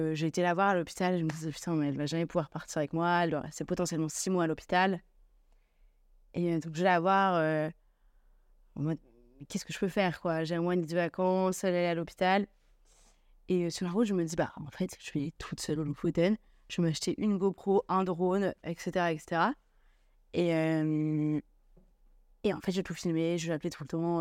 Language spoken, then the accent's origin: French; Lille, Hauts-de-France, France; je suis lilloise